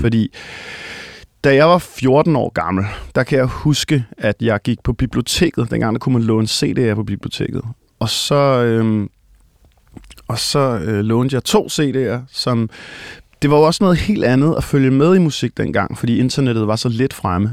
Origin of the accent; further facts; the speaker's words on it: Copenhagen, Capital Region of Denmark, Denmark; Jeg er øh, født og opvokset i København, nærmere bestemt i den del, der hedder Hellerup